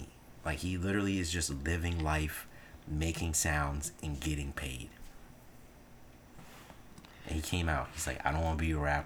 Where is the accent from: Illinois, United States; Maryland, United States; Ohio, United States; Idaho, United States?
Maryland, United States; we're from Maryland